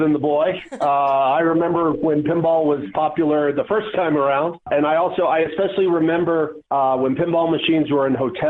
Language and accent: English; Atlanta, Georgia, United States; I grew up in Atlanta